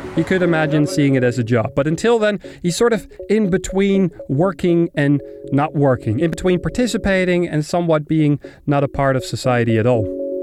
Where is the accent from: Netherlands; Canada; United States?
Netherlands; Amsterdam, North Holland; English is a second language; moved away as an adult; now in Berlin, Germany; my hometown Amsterdam